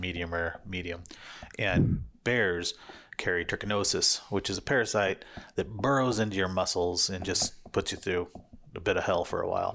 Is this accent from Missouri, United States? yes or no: yes; Missouri, United States; now in Arizona, United States; I grew up in Sugar Country, Missouri